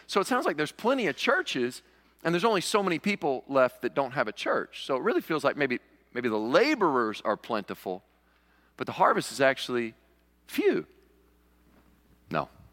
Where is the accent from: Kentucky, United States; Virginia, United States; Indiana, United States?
Kentucky, United States; Western; also born or lived in New York; now in Cullman, United States; I grew up in Kentucky, and there in Western Kentucky, every sixteen-year-old boy could be found in the tobacco patch